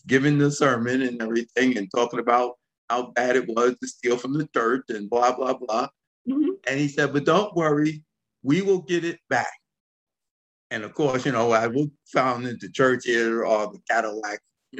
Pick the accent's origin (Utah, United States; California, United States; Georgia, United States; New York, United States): New York, United States; New York City; growing up in the South Bronx